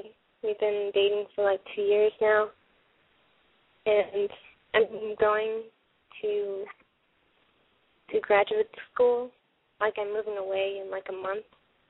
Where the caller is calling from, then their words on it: Texas, United States; I'm 23, and I'm calling from Texas.